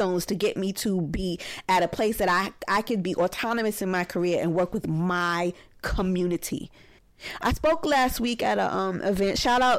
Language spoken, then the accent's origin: English; New York City, New York, United States; And I grew up in Old Bed-Stuy, so we had Black History, which I didn't think was a radical idea.